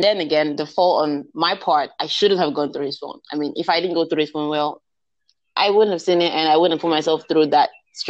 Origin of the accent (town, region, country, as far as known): Nigeria